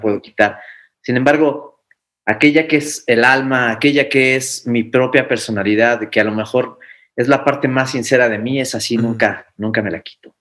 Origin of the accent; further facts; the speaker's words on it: Mexico; nosotros como mexicanos